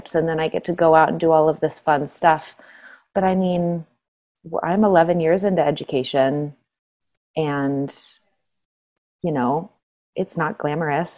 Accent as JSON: {"language": "English", "town": "Suncrest", "region": "Washington", "country": "United States", "tie": "born or raised there", "said": "I grew up in a place called Suncrest"}